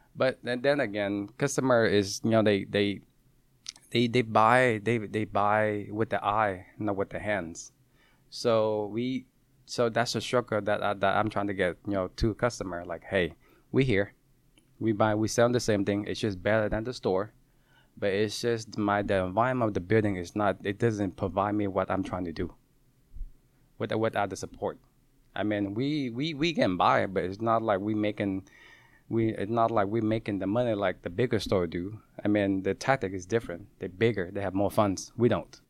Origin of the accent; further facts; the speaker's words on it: Seattle, Washington, United States; also born or lived in California; I grew up in Columbia City